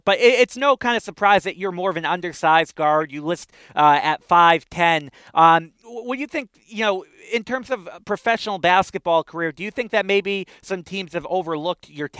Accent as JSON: {"language": "English", "town": "Boston", "region": "Massachusetts", "country": "United States", "said": "I'm from Boston."}